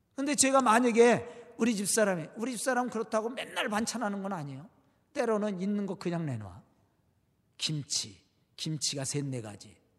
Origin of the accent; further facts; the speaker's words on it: Jo-am, near Suwon, Gyeonggi Province, South Korea; now in Suwon, South Korea; 저도 고향이 가깝습니다. 아, 여기서 조함이 저희 고향인데 바란 아래 조함이 고향인데